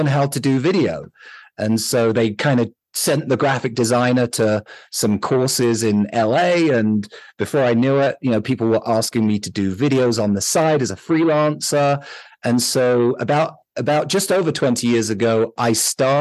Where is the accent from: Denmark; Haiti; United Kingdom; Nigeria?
United Kingdom; London; moved away as an adult; now in Utah, United States; I grew up in London